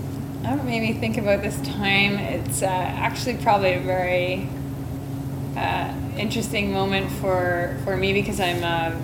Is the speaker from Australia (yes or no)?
no; Brantford, Ontario, Canada; also born or lived in Durham, England; I'm from Brantford, Ontario.